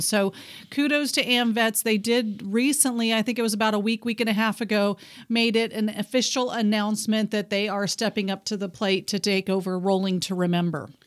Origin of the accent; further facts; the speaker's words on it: Texas, United States; moved away; I was born in Texas, so I'm a Texan at heart.